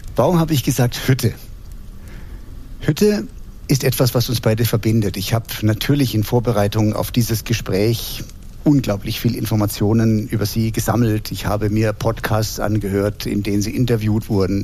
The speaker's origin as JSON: {"language": "German", "town": "Heidelberg", "region": "Baden-Württemberg", "country": "Germany", "tie": "born or raised there", "said": "Ich bin in Heidelberg groß geworden"}